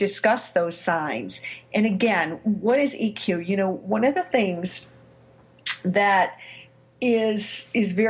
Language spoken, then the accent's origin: English; Chicago, Illinois, United States; my hometown, Chicago, Illinois